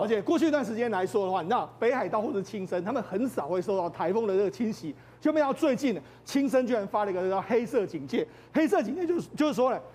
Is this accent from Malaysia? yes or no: no; Taiwan; 我们台湾人